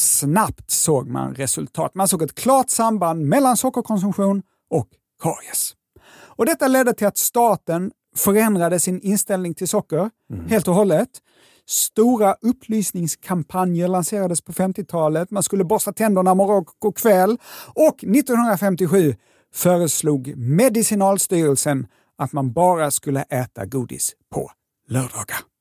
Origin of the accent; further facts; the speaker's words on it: Lund, Skåne, Sweden; accent: Scanian; jag är ju från Lund